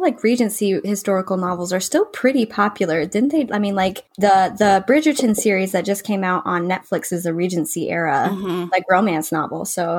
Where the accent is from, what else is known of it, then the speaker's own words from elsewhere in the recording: Kentucky, United States; we're from Kentucky